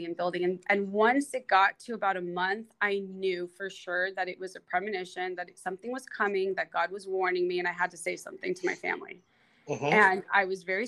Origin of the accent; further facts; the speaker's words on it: Los Angeles, California, United States; I lived in LA, I was born and raised in the San Fernando Valley